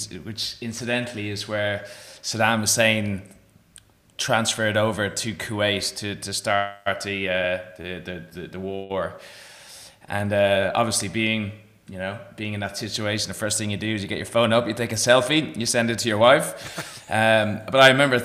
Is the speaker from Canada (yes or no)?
no; Ireland; moved away as an adult; also born or lived in Galway, Ireland; now in Perth, Australia; I am Irish after all